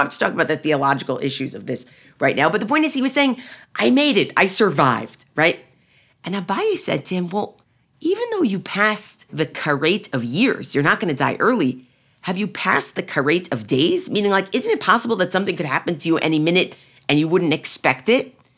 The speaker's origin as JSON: {"language": "English", "country": "United States", "said": "I'm really speaking as an American Jew, as an American Zionist"}